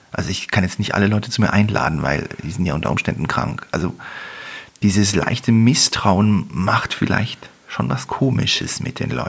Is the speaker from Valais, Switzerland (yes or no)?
yes; Visp, Valais, Switzerland; ich bin zwar in Fisp aufgewachsen und da ist nichts passiert